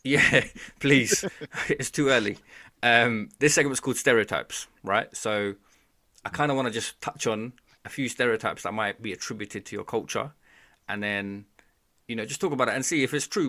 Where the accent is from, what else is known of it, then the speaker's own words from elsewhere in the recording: Bangladesh; I'm from Bangladesh